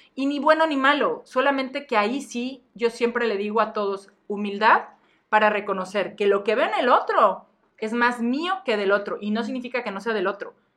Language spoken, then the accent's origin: Spanish; Mexico; nuestra cultura como mexicanos